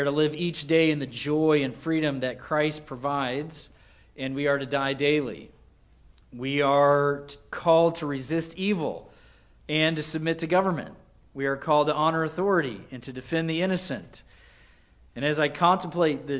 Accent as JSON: {"language": "English", "country": "United States", "said": "as an American"}